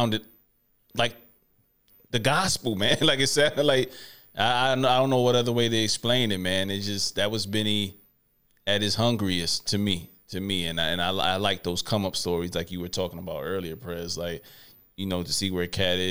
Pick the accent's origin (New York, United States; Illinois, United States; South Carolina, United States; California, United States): New York, United States; New York City; I'm from Brooklyn